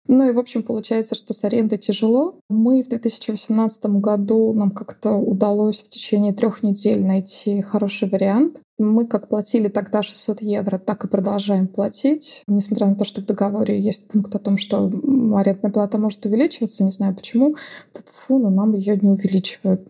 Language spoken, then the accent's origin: Russian; Russia; moved away as an adult; now in Portugal; для русских людей, когда мы приезжаем из России